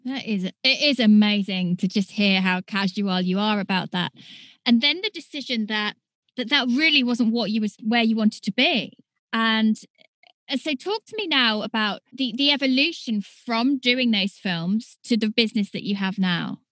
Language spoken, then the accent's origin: English; United Kingdom; accent: British; my British accent